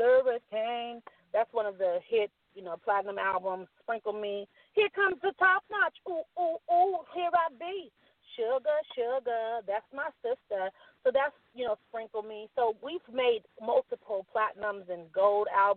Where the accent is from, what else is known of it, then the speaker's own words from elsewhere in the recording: San Francisco Bay Area, California, United States; I'm from the Bay, San Francisco Bay Area, Oakland, Vallejo, San Francisco, Richmond, San Jose.